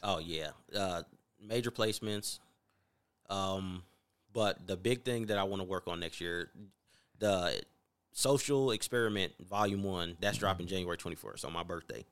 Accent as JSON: {"language": "English", "region": "North Carolina", "country": "United States", "moved": "yes", "lives_now": "Las Vegas, United States", "said": "I'm from North Carolina"}